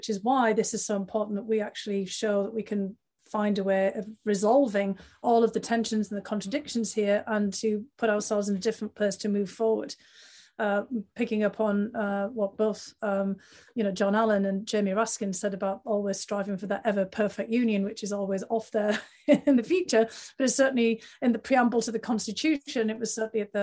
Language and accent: English; North East England, United Kingdom; moved away; I grew up at a time in the UK in the northeast of England